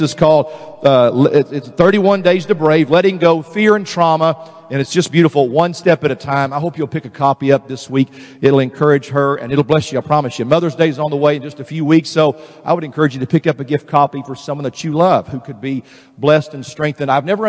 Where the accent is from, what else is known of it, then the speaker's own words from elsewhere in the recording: Texas, United States; Man from Connecticut the other day was making fun of me because I was from Texas.